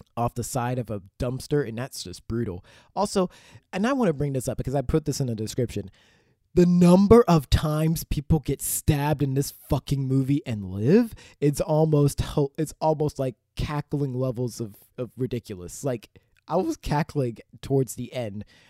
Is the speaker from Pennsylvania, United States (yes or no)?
yes; Pittsburgh, Pennsylvania, United States; now in Los Angeles, United States; over, like, a decade of being in Pittsburgh, Pennsylvania